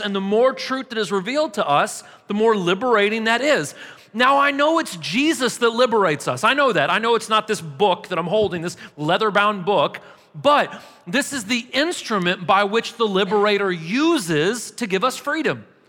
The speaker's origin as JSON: {"language": "English", "town": "St. Louis", "region": "Missouri", "country": "United States", "moved": "yes", "lives_now": "Murfreesboro, United States", "said": "I'm from St. Louis originally"}